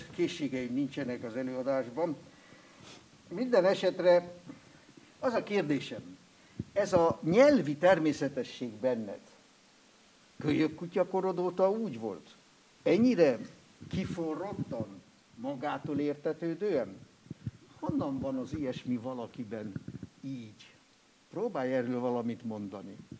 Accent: Switzerland; accent: Alemannic / Swiss German; first language Swiss German; Hungarian is a second language; moved away

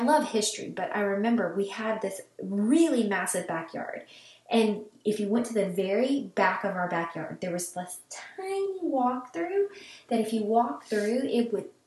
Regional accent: Kolach Capital of Texas, United States; my hometown is called the Kolach Capital of Texas

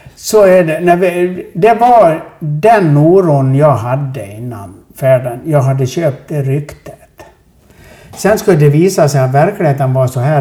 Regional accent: Sweden; vi är ju från Sverige

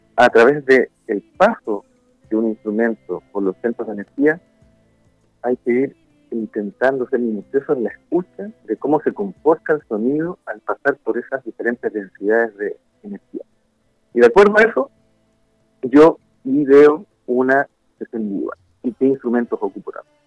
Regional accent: Concepción, Biobío, Chile; now in Valparaíso, Chile; Originalmente yo soy de Concepción, ahí nacido y bien criado

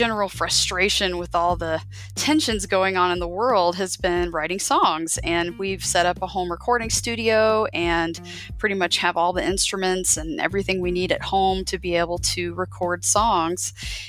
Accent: Biloxi, Mississippi, United States; born there; Right. Well, interestingly enough, I am a military child. I was born on Keesler Air Force Base in Biloxi, Mississippi.

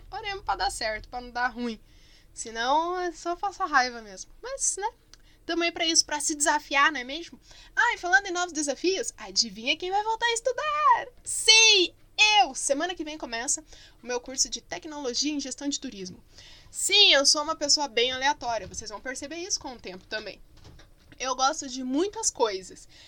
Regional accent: Barbacena, Minas Gerais, Brazil; Porque quando eu era criança pequena lá em Barbacena tinha, né?

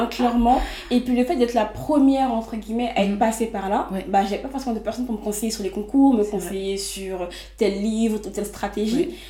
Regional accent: Les Mureaux, Île-de-France, France; j'ai grandi au Muro, donc dans les Yvelines

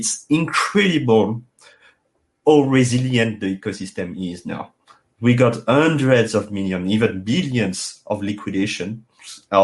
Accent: France; accent: thick French; English is a second language; As you can hear it with my thick accent, it's impossible to hide that I'm French.

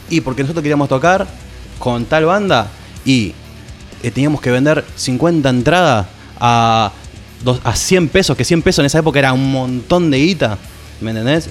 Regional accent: Isidro Casanova, Buenos Aires Province, Argentina; Nosotros somos una banda de Isidro Casanova, lo digo así porque somos los cuatro, éramos los cuatro de allá.

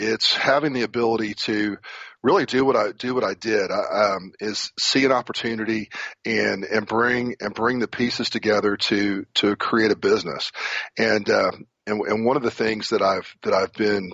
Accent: Corpus Christi, Texas, United States; moved away as an adult; also born or lived in Houston, Texas / San Antonio, Texas / Memphis, Tennessee; I grew up in Corpus Christi, Texas

